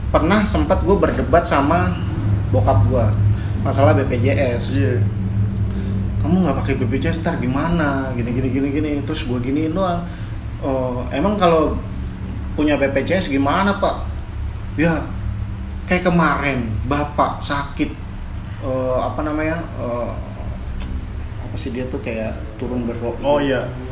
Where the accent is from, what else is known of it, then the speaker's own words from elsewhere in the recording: Jakarta, Indonesia; nyokap gue Jawa, bokap gue Sunda tapi gue lahir di Jakarta dan memang ya terbentuk sekeliling itu budaya-budaya Betawi